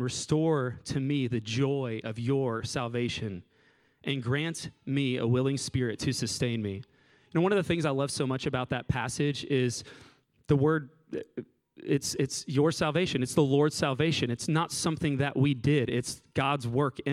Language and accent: English; Southwest Florida, United States; moved away; I'm from Southwest Florida